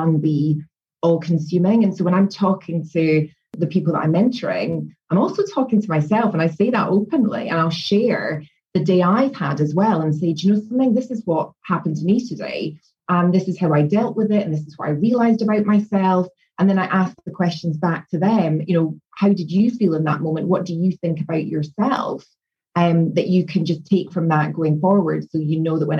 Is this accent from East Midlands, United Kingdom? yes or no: no; Scotland, United Kingdom; moved away as an adult; also born or lived in London; I was from Scotland, so moving down to London and getting a job